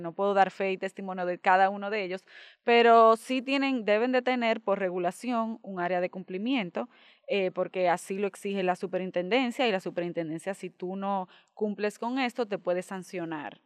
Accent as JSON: {"language": "Spanish", "country": "Dominican Republic", "said": "nosotros como dominicanos"}